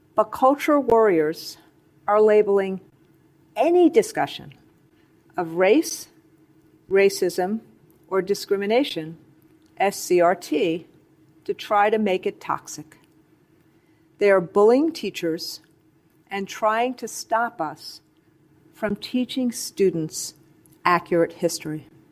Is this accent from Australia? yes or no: no; China; moved away as an adult; now in United States; growing up in Mouse, China